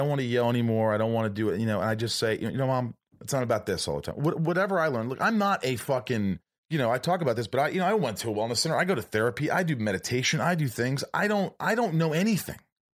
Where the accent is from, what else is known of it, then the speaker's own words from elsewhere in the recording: Indiana, United States; also born or lived in New York; No, I grew up in Indiana, but I was born in New York.